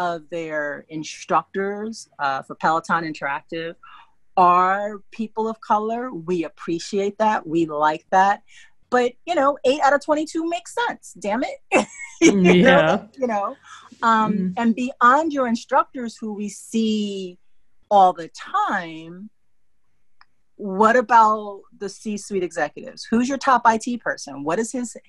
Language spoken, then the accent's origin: English; New York City, New York, United States; my Black experience is being raised in New York City